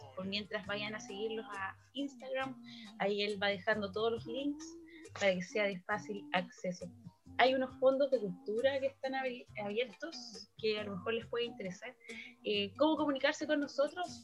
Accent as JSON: {"language": "Spanish", "region": "Valparaíso", "country": "Chile", "said": "soy de Valparaíso"}